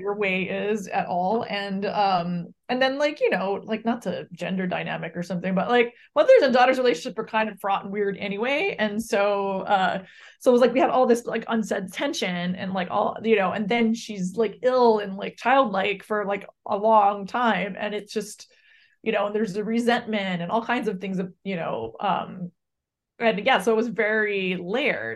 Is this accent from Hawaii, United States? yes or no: yes; Hawaii, United States; now in Brooklyn, United States; I grew up in Hawaii